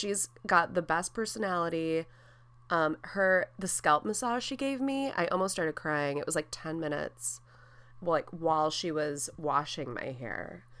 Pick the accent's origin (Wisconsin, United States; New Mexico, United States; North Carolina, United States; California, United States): Wisconsin, United States; Wautoma; moved away; I was like, central Wisconsin. She's like, no, where? And I was like, Watoma?